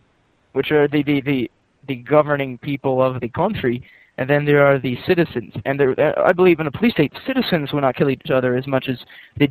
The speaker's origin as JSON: {"language": "English", "region": "England", "country": "United Kingdom", "said": "Well, I'm English, and let me think here."}